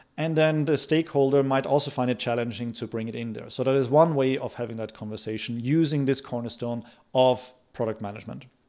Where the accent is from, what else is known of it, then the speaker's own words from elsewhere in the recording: Austria; moved away; I come from Austria